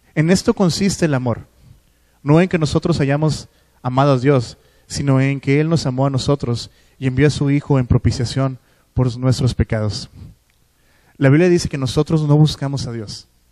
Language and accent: Spanish; Culiacán, Sinaloa, Mexico; moved away; de donde vengo, de Culiacán. Eh, siguen yendo a la misma iglesia donde yo iba